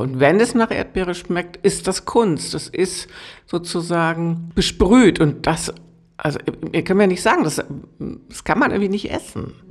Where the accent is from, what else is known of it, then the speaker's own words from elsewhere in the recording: Lower Saxony, Germany; now in Potsdam, Germany; ich bin ja gebürtig aus Niedersachsen